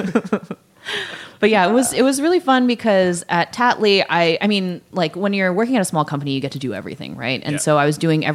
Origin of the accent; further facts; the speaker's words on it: California, United States; now in New York, United States; I'm from California